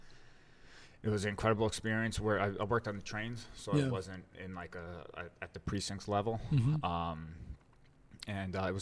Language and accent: English; New Jersey, United States; growing up in New Jersey